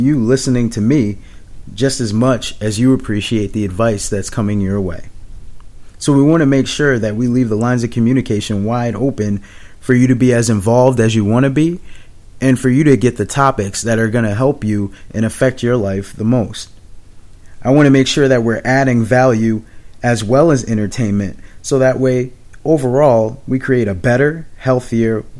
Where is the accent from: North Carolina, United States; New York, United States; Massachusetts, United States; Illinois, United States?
Massachusetts, United States; Springfield; moved away as an adult; also born or lived in San Antonio, Texas / Biloxi, Mississippi / Charleston, South Carolina / Oklahoma City, Oklahoma; now in Boston, United States; I actually was born and raised in Springfield, Massachusetts.